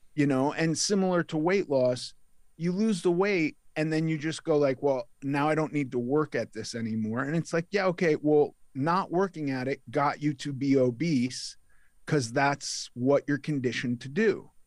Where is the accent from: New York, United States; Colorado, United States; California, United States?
California, United States; Los Angeles; I was raised in Los Angeles